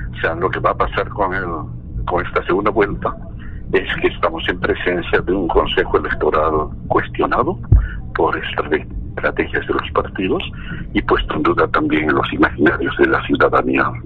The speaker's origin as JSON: {"language": "Spanish", "country": "Bolivia", "said": "no soy ecuatoriano, quiero muchísimo este país, yo soy boliviano"}